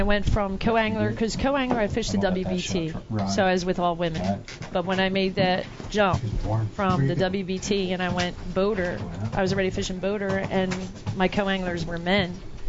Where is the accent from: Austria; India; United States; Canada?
United States; Philadelphia, Pennsylvania; Hey, I'm from Philly.